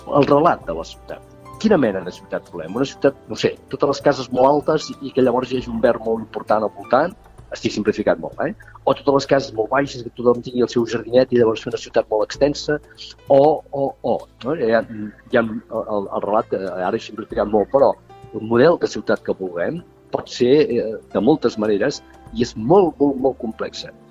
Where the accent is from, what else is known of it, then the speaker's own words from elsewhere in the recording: Tarragona, Catalonia, Spain; arquitecte tarragoní, estic jubilat